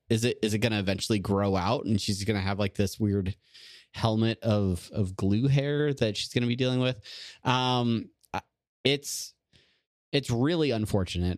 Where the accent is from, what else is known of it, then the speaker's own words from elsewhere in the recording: Southern California, United States; I'm from Southern California in the eighties